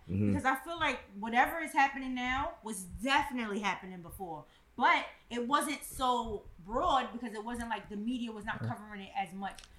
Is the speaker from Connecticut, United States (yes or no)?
no; New York City, New York, United States; I'm from Bushwick.